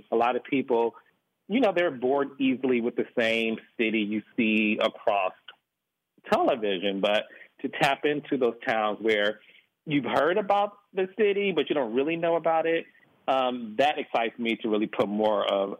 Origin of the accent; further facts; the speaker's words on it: Detroit, Michigan, United States; No, I'm from Detroit, and I grew up in the whole era of Black excellence.